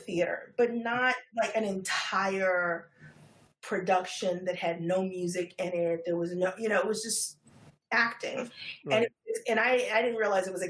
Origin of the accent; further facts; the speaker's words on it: New York City, New York, United States; Born and bred. I'm a third generation Harlemite